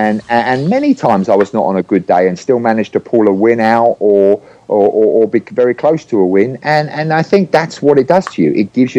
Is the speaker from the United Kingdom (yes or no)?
yes; England, United Kingdom; now in San Diego, United States; And that year I moved from England to San Diego.